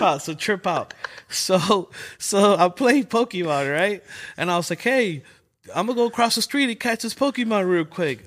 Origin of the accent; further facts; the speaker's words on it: Los Angeles, California, United States; I'm from L A, you know, born and raised. I was born in South Central, King Hospital